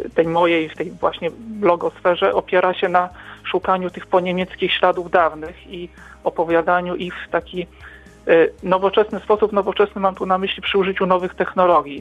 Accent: Wrocław, Lower Silesian Voivodeship, Poland; pochodzimy z Wrocławia, z tych terenów

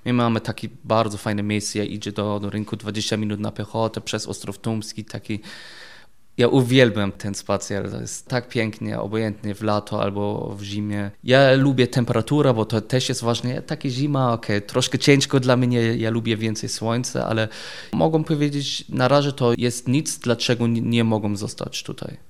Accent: Germany; Polish is a second language; moved away as an adult; also born or lived in England; now in Wrocław, Poland; jestem Niemiec i żyję w Polsce

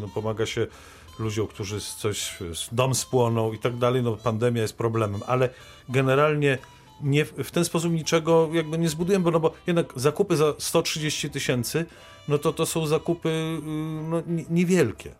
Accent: Wrocław, Lower Silesian Voivodeship, Poland; jestem z Wrocławia

